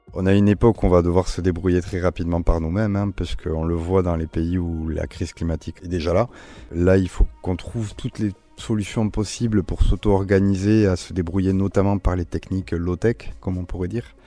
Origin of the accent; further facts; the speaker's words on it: Basque Country, Nouvelle-Aquitaine, France; j'ai grandi au Pays Basque